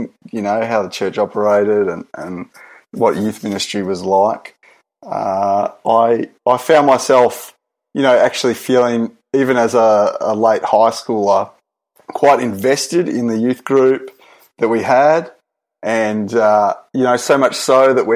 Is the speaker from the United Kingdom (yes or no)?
no; Australia; I'm legit Australian